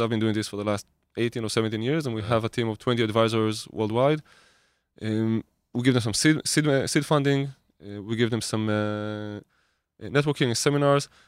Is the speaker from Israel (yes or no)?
yes; Israel; I grew up in Israel.